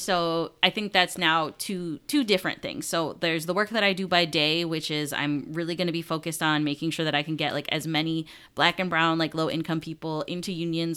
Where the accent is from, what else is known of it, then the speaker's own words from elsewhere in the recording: Buffalo, New York, United States; I am actually the only person in my immediate family that is, like, from Buffalo, born in Buffalo